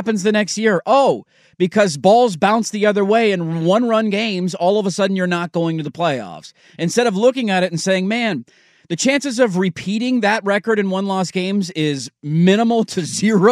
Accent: Portland, Oregon, United States; I'm born and raised in Portland

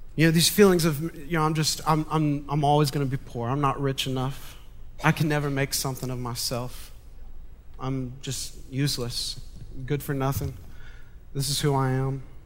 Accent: Montgomery, Alabama, United States; I was born and raised in Montgomery

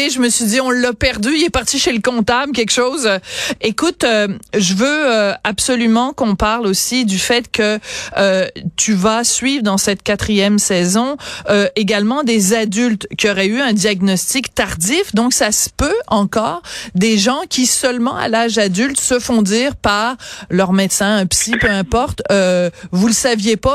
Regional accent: Montreal, Quebec, Canada; soit chez nous à Montréal.

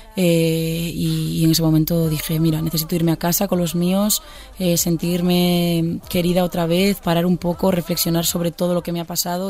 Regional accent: Pontevedra, Galicia, Spain; now in Madrid, Spain; yo soy de Pontevedra y es una ciudad, pero realmente somos 45.000 habitantes

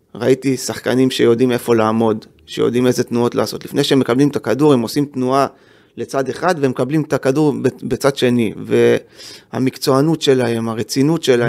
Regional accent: Jerusalem, Jerusalem District, Israel; also born or lived in Givat Ze'ev; אני גדלתי, אני נולדתי בגבעת זאב, שזה יישוב סמוך לירושלים

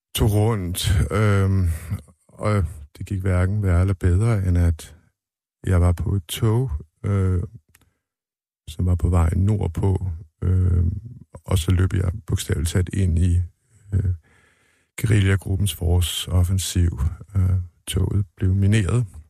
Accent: Denmark; moved away as an adult; now in Sweden; Jeg var den første fra Danmark

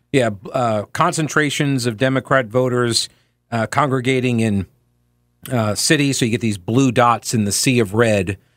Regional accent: New York, United States; now in North Carolina, United States; myself included, originally from New York.

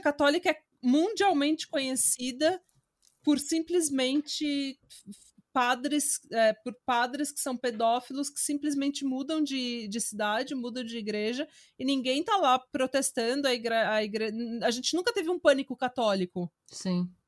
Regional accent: Brazil; moved away as an adult; Morei no Brasil 21 anos, sou brasileira, minha família inteira é brasileira

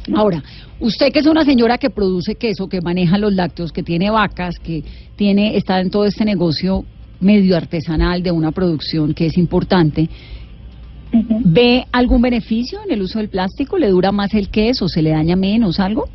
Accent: Valle del Cauca, Colombia; yo sí soy vallecaucana y yo crecí comiendo majar blanco y crecí además haciendo majar blanco en, en, el Valle del Cauca

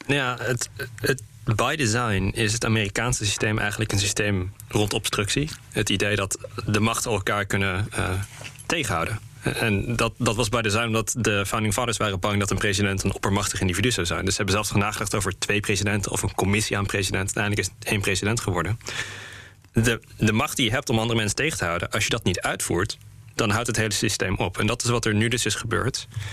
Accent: Netherlands; ook als Nederlanders

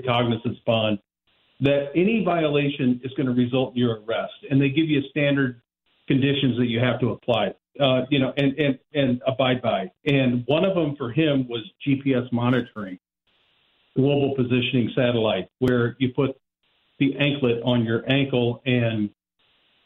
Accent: Central Illinois, United States; moved away as an adult; now in St. Louis, United States; I'm from Central Illinois. I came down here to go to law school

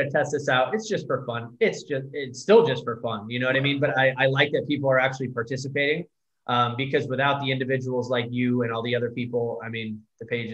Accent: Connecticut, United States; now in San Diego, United States; I grew up with parents that were very well off in Connecticut.

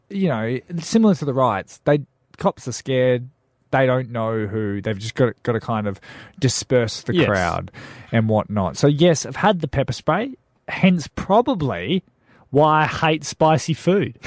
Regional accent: Darwin, Northern Territory, Australia; moved away; I grew up in Darwin.

